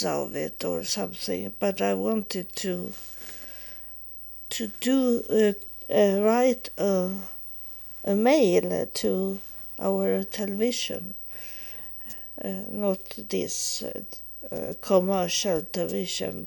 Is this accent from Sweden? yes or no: yes; Sweden; also born or lived in United States; when I come back to Sweden from being homeless in the United States in 3.5 years